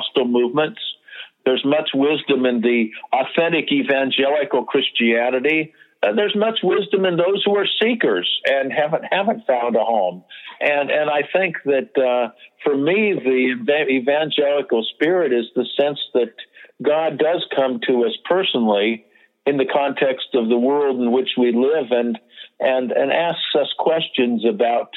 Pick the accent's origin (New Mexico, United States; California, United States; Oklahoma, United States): California, United States; the Bay Area; I grew up in the Bay Area during the Summer of Love